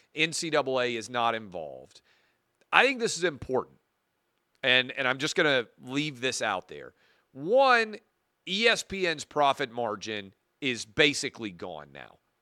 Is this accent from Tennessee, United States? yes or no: yes; Nashville, Tennessee, United States; my hometown